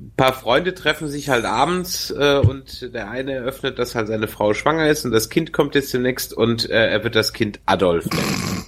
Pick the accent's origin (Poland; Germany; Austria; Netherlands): Germany; so als Deutscher